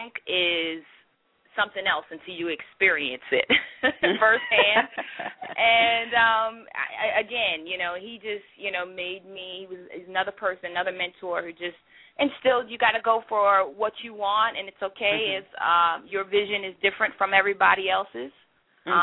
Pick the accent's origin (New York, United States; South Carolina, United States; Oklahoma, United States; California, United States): New York, United States; New Rochelle; I'm originally from New Rochelle, New York